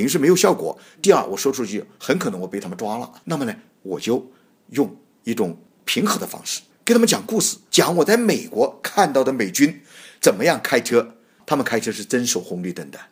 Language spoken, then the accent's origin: Chinese; China; moved away as an adult; also born or lived in Hong Kong / United States / Australia; 我首先是出自那中国大陆，在中国大陆也工作过，在政府部门也工作过，后来这中央事务，我到了国外，到西方，到美国、澳大利亚，还有在我们这个海外，呃，香港，生活了这么十几二十年